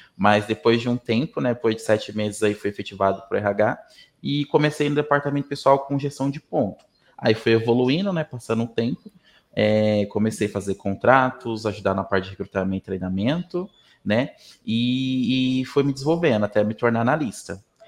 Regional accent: Mato Grosso do Sul, Brazil; moved away as an adult; now in Umuarama, Brazil; Mato Grosso do Sul, onde eu fui criado

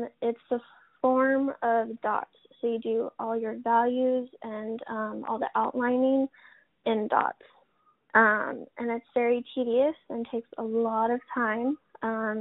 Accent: Colorado, United States; moved away as an adult; now in Oregon, United States; I was born and raised in Colorado. I was there until I was about 20, and I decided, with a few events that happened in Colorado, I decided to move to Oregon for a new start

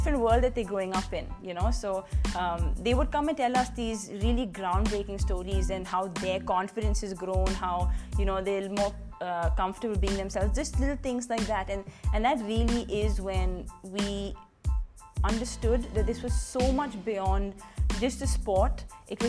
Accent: Delhi, India; also born or lived in Punjab / Exeter, England; I'm from Delhi, born in Punjab, brought up in Delhi. So I've done all my schooling and undergraduation, everything in Delhi itself.

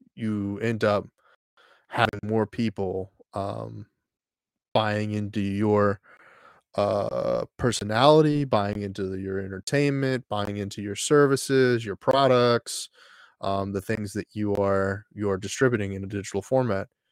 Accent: Texas, United States; I grew up in Texas

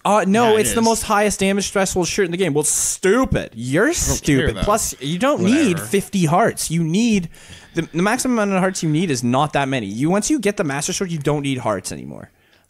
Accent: India; I am not a Canadian. I am from India.

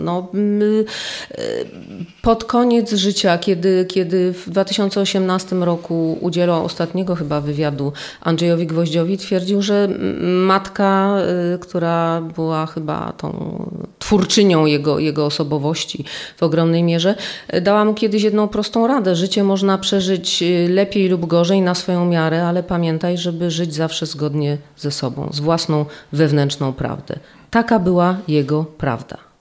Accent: Silesian Voivodeship, Poland; ja jestem stąd. Mój dziadek był powstańcem śląskim

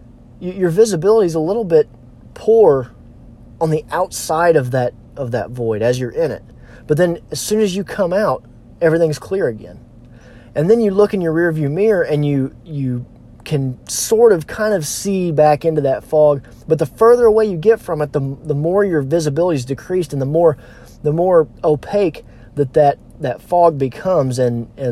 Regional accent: Missouri Ozarks, United States; I'm from the Missouri Ozarks, so we have a lot of hills

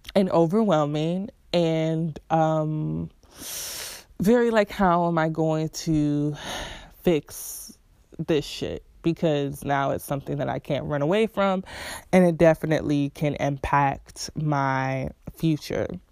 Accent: Rochester, New York, United States; moved away as an adult; was born and raised in Rochester, New York

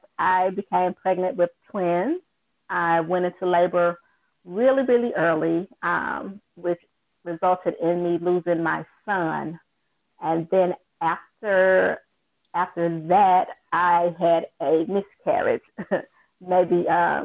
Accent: Jackson, Mississippi, United States; I'm from Jackson, Mississippi

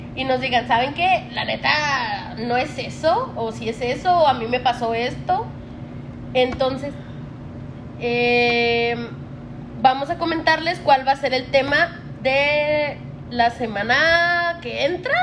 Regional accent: Chihuahua, Mexico; somos de Chihuahua

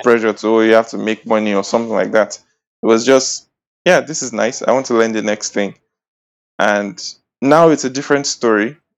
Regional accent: Edo, Nigeria; I'm from Edo State. I'm a Bini boy

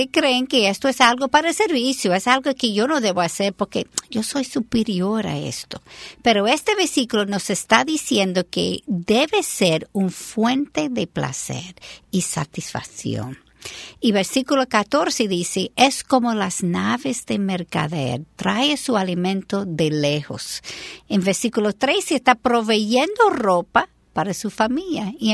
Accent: United States; Spanish is a second language; Yo soy americana

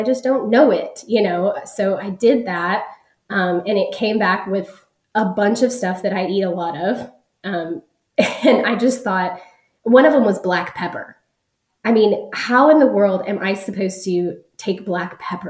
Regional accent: Dallas, Texas, United States; I am from North Dallas in Texas in the United States.

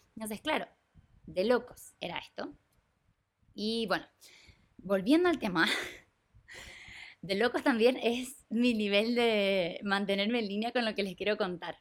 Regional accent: Chile; moved away as an adult; yo me fui de Chile en el 2021, a mitad de COVID

